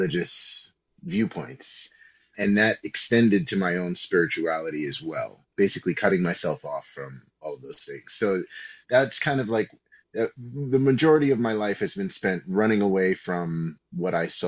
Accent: New York City, New York, United States; I grew up in New York City

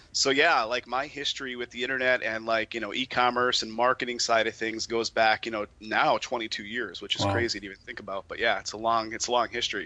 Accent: Pennsylvania, United States; moved away as an adult; now in Las Vegas, United States; originally from uh, Pennsylvania, where Jason and I were good personal buds, and I moved out to Vegas just about two years ago

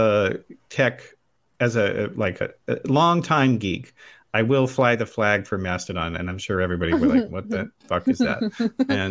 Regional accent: Utah, United States; When I was a kid growing up in Utah

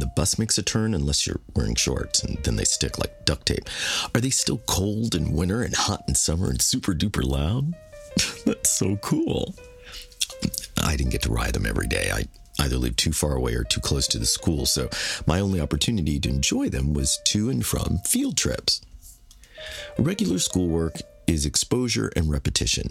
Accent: United States; I'm not from a piece of land far away on the globe that represents my heritage. Instead, the actions of others constructed my homeland on this soil

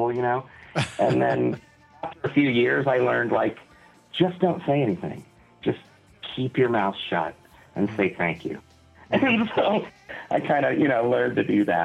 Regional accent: Midwest, United States; We're all from the Midwest

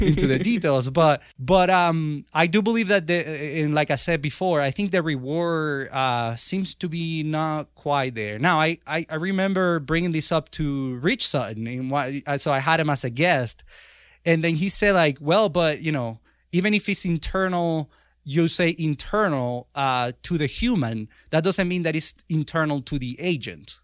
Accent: Venezuela; moved away as an adult; now in United States; I was born in Venezuela

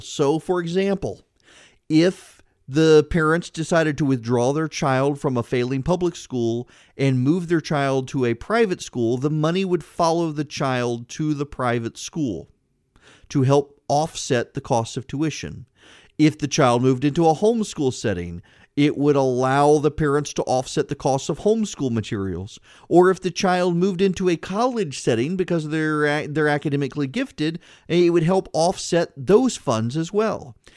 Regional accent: Louisiana, United States; I grew up in Louisiana

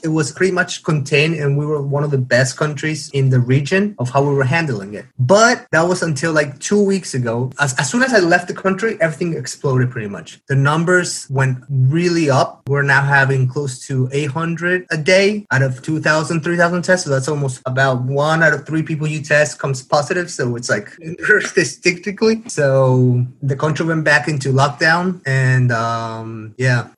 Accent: Paraguay; moved away as an adult; now in South Korea; I am from South America, Paraguay, and I recently moved to South Korea about 12 days ago.

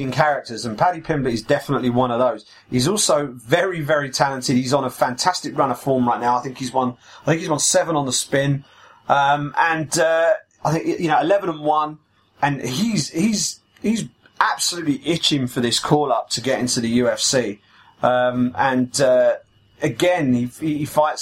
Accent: United Kingdom; as a British podcast and as two British journalists

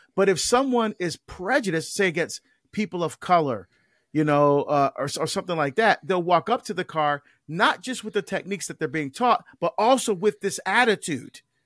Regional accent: Barbados; now in United States; I was born in Barbados. Like I mentioned, I'm an immigrant.

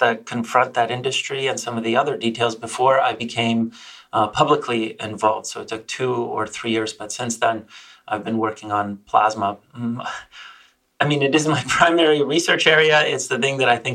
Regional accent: Canada; also born or lived in Poland; now in United States; I'm a Canadian, Polish by birth

